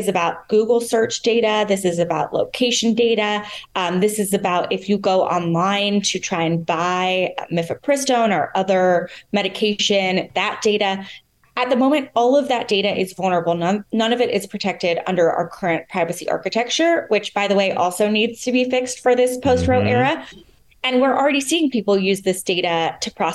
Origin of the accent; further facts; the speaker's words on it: California, United States; being a Californian